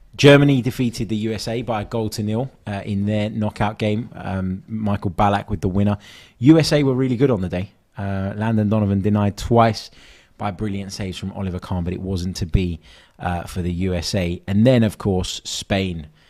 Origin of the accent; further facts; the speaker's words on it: London, United Kingdom; I grew up in North London